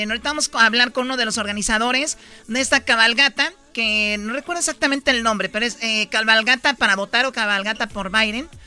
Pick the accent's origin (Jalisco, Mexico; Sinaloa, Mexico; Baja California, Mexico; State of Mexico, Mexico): Jalisco, Mexico; Tepatitlán; yo cuando era niña en Tepatitlán fui a escaramuza allá en Tepatitlán